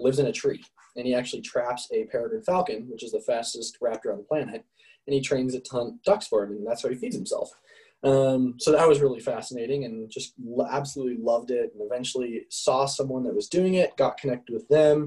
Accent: Parker, Colorado, United States; I grew up in Parker, Colorado. Been here my whole life.

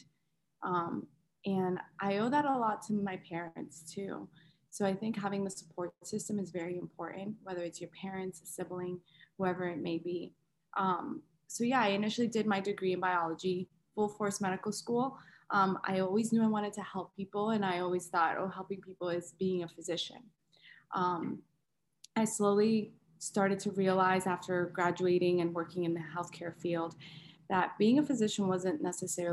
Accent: West Palm Beach, Florida, United States; moved away as an adult; now in Orlando, United States; my hometown, which is West Palm Beach, Florida

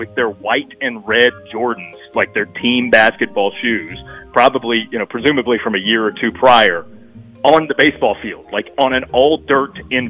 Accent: Virginia, United States; I grew up in Virginia.

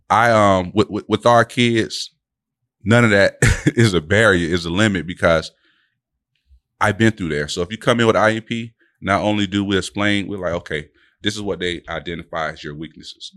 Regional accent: Delray Beach, Florida, United States; born and raised in Delray. You know, we both went off to go to school and came back home.

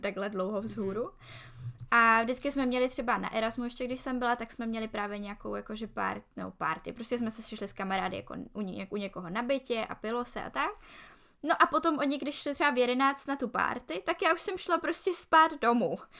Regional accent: Czechia; moved away as an adult; also born or lived in Prague / Barcelona; now in Logroño, Spain; že jsem Češka

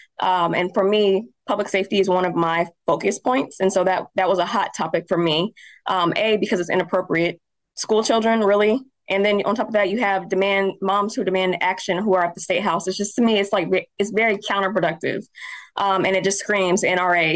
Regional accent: Indianapolis, Indiana, United States; also born or lived in Anderson, Indiana; I was actually born in Anderson, moved here when I was 5, so I don't think it counts. But I still love my hometown, nevertheless, but I was raised in Indianapolis

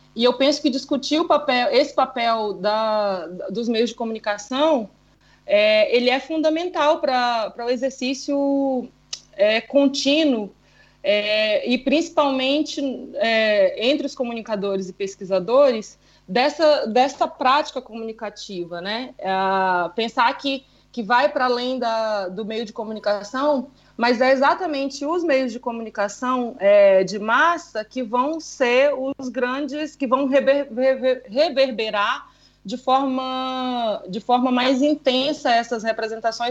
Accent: Amazonas, Brazil

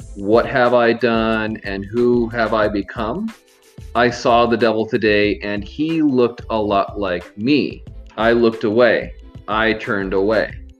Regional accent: Miami, Florida, United States; I'm actually from Miami, Florida, but I'm currently not in Miami, Florida.

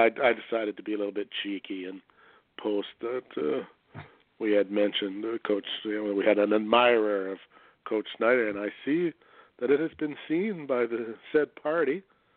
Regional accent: Canada; I'm from Canada

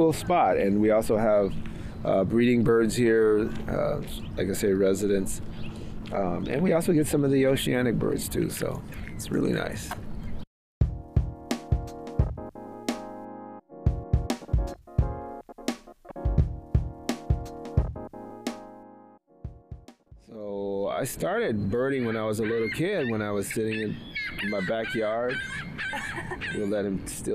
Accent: Chicago, Illinois, United States; now in West Coast, United States; I'm originally from Chicago. And I've been out on the West Coast for about 40 years now

